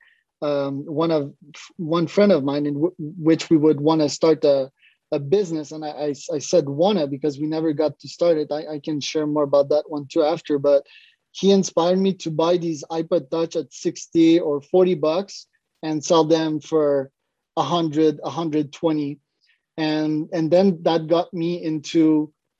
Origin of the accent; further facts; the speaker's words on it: Montreal, Quebec, Canada; I'm from Montreal, Canada.